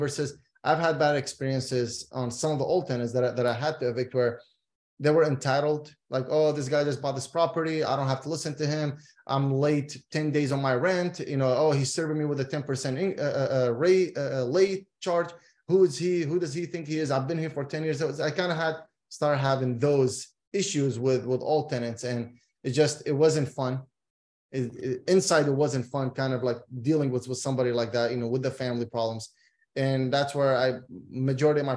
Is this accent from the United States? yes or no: no; Iraq; moved away; I'm originally from Iraq